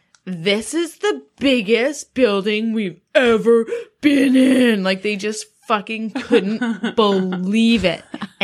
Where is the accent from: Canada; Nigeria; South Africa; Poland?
Canada; Stittsville, Ontario; also born or lived in Elmer; We grew up in Stittsville. Mm. Like I grew up in Elmer and then we moved to Stittsville.